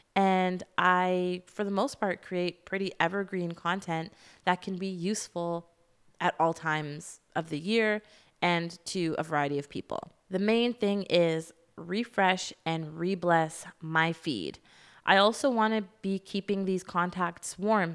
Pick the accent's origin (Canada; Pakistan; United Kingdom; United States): Canada; I'm Canadian